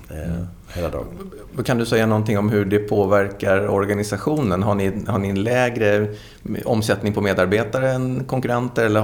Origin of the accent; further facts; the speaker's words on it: Stockholm, Stockholm County, Sweden; som ensam stockholmare i rummet.